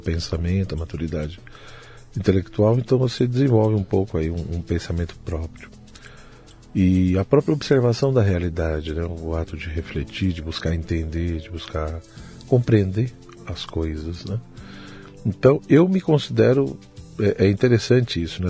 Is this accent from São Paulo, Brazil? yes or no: yes; São Paulo, Brazil; Eu nasci em São Paulo, eu uhum. sou de São Paulo mesmo, capital